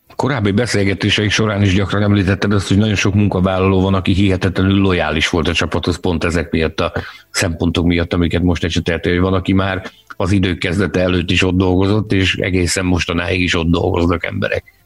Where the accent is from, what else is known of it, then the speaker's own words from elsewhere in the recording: Hungary; magyarok vagyunk